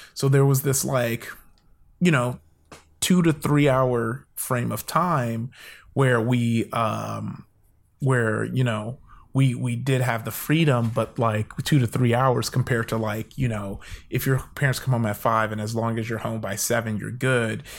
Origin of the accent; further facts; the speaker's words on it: Compton, California, United States; also born or lived in Downey, California; I grew up in, uh, L A. I'm in L